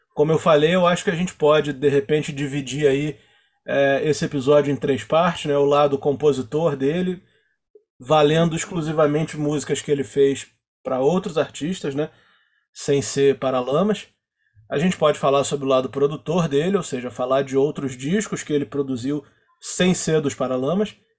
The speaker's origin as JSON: {"language": "Portuguese", "town": "Nova Iguaçu", "region": "Rio de Janeiro", "country": "Brazil", "said": "a gente é de Nova Iguaçu, né? A gente grava esse episódio aqui de Nova Iguaçu"}